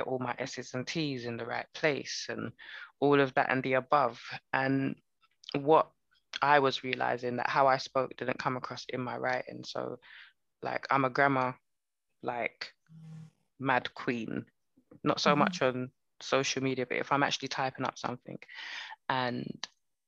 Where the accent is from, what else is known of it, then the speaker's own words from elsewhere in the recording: United Kingdom; I'm Jamaican, I'm Barbadian. Do I define myself as British? Well, I was born here